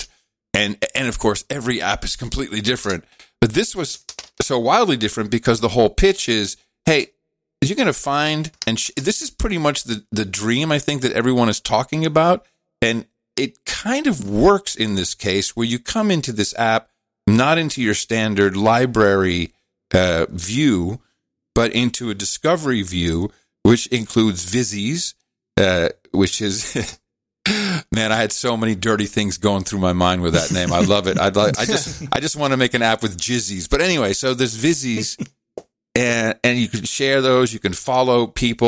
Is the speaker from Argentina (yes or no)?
no; Netherlands; moved away; ik ben opgegroeid in Nederland, dus ik spreek Nederlands